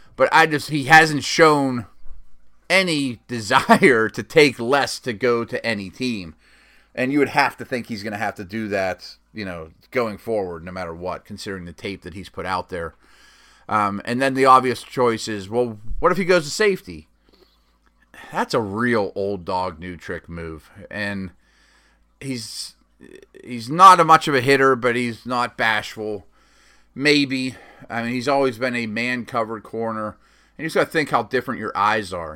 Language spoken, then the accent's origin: English; Pittsburgh, Pennsylvania, United States; my hometown Steelers